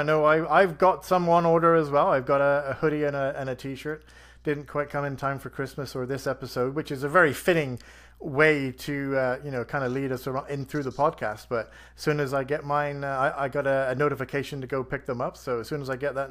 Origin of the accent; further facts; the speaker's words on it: England, United Kingdom; now in Edmonton, Canada; I'm from England